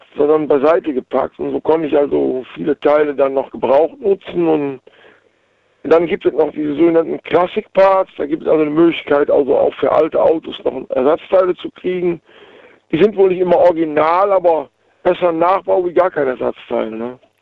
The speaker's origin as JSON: {"language": "German", "town": "Waldbröl", "region": "North Rhine-Westphalia", "country": "Germany", "said": "Aus Waldbrühl im Oberbergischen"}